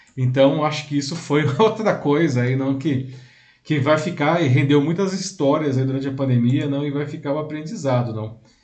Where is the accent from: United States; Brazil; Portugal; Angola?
Brazil; Sou brasileiro